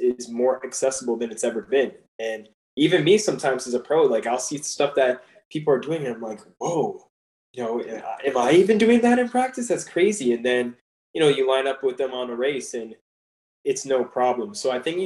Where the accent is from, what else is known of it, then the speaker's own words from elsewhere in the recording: Canada; moved away as an adult; I'm coming from Canada